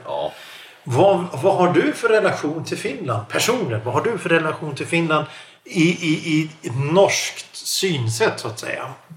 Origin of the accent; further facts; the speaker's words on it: Stockholm, Stockholm County, Sweden; jag som stockholmare, Stockholmsregionen